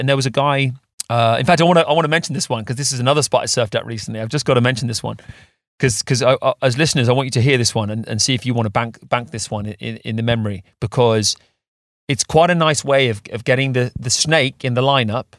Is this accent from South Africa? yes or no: no; England, United Kingdom; as English surfers